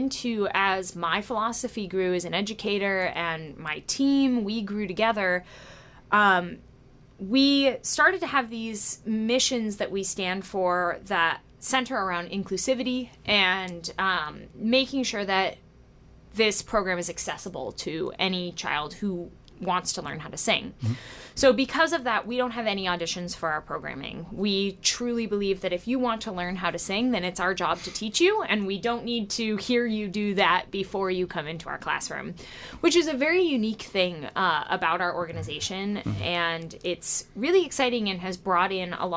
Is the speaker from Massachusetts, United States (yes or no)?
yes; Quincy, Massachusetts, United States; I grew up in Quincy, Massachusetts, and I always was singing